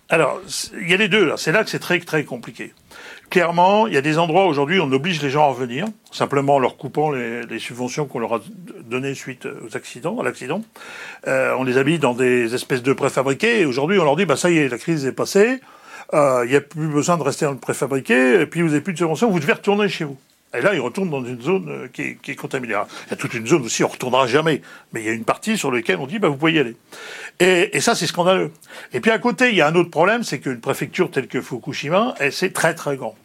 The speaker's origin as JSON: {"language": "French", "town": "Cherbourg", "region": "Normandy", "country": "France", "tie": "born or raised there", "said": "je suis originaire de Cherbourg. Je vis toujours à Cherbourg"}